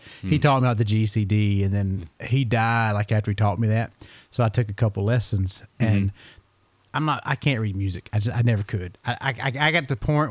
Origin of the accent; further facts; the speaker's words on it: Eatonton, Georgia, United States; I was born in Putnam County in Eatonton